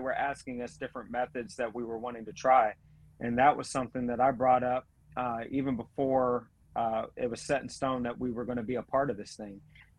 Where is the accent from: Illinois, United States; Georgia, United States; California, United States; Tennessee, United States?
Georgia, United States; I have an accent, so when I say Estes, it's just because I'm from Georgia